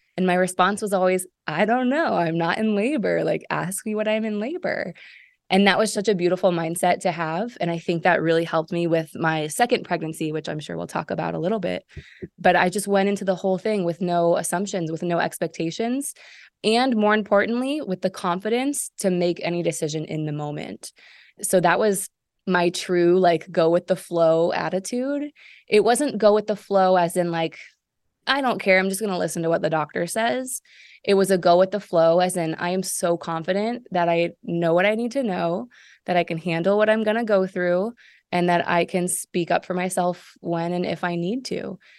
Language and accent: English; Seattle, Washington, United States; moved away as an adult; also born or lived in Chicago / Israel; Originally from Seattle. Uh, moved away from Seattle when I was eighteen